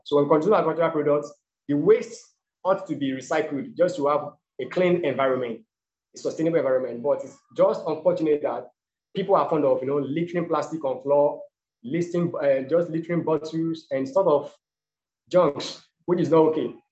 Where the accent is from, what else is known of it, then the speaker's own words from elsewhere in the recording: Ibadan, Oyo, Nigeria; also born or lived in Lagos State, Nigeria; now in Lagos, Nigeria; I was born in Ibadan, and Ibadan is located in the south western part of Nigeria. So I later moved to Lagos State